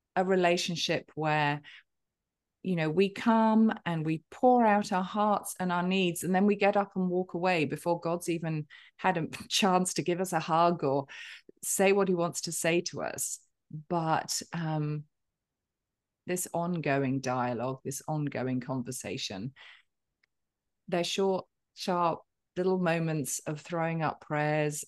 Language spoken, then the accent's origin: English; United Kingdom; I'm a Brit with a stiff and perfectly waxed upper lip